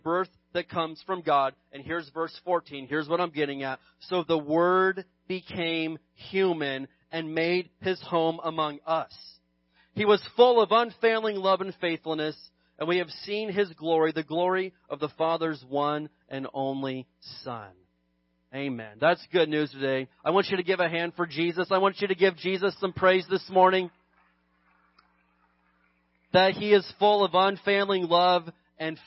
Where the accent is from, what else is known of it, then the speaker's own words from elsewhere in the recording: United States; being an American